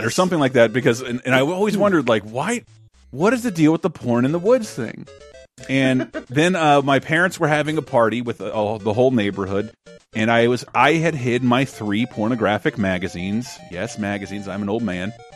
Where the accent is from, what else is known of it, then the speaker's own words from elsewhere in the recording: Florida, United States; I'm the one from Florida